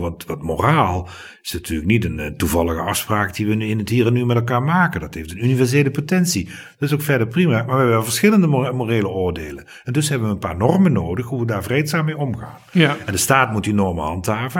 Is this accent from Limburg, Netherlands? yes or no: yes; Limburg, Netherlands; ik ben geen Brabander. Nee, ik ben Limburg